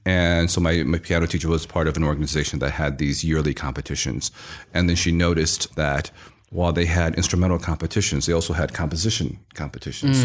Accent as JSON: {"language": "English", "town": "Iowa City", "region": "Iowa", "country": "United States", "tie": "born or raised there", "moved": "yes", "said": "I was born in Iowa City, Iowa, and actually grew up in a very Chinese household"}